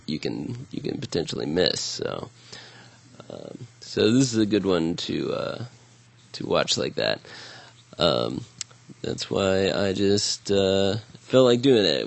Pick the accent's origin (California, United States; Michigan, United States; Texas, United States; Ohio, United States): Ohio, United States; Columbus; my hometown